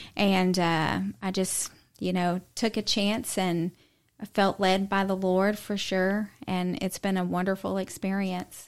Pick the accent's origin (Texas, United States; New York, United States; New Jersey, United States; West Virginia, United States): Texas, United States; Houston; moved away as an adult; now in East Tennessee, United States; I grew up in Texas, um, from the Houston area